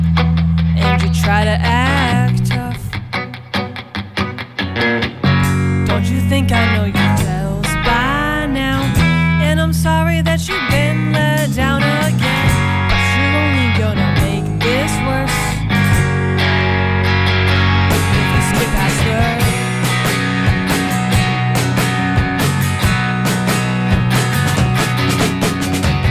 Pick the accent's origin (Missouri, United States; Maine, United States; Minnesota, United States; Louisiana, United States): Maine, United States; I grew up in Maine